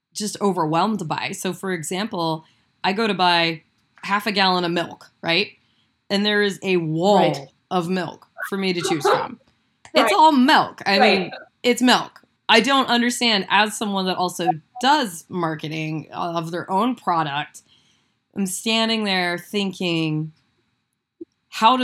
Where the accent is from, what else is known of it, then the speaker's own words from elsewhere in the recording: Midwest, United States; So I am a farmer's daughter. I live in the country. I'm from the Midwest